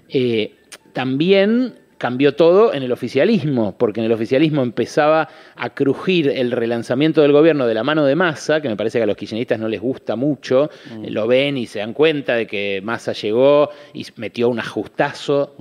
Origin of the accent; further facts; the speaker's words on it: Buenos Aires, Argentina; me crié acá, en Caballito